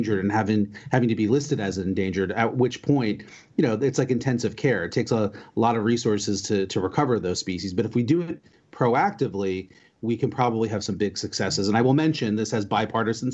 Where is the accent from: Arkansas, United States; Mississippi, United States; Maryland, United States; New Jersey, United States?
New Jersey, United States; moved away as an adult; also born or lived in Georgia / Virginia / Washington, D.C.; I grew up in New Jersey, and I actually just moved back here after being away for almost 30 years.